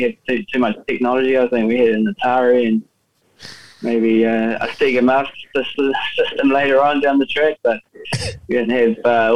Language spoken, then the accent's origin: English; Auckland, New Zealand; I was born and bred in Auckland